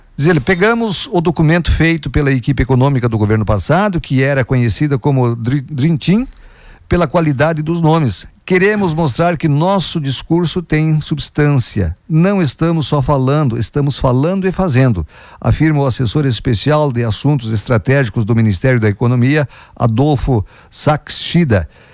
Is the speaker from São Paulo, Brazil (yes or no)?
no; Água Santa, Rio Grande do Sul, Brazil; moved away; é a minha terra lá